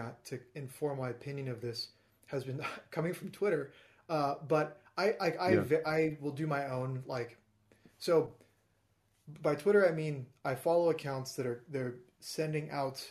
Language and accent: English; United States; as an American